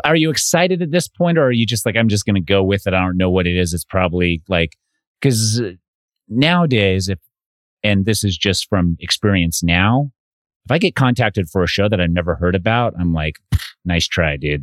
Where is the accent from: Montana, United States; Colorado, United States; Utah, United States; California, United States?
Utah, United States; now in Arizona, United States; I grew up in Utah